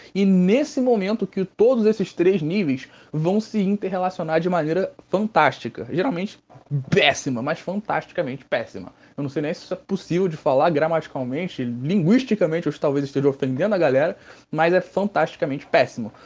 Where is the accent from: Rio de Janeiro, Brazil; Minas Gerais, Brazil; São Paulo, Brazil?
Rio de Janeiro, Brazil; eu sou do Rio de Janeiro, do estado do Rio de Janeiro, é um pulo para eles chegarem aqui na minha cidade.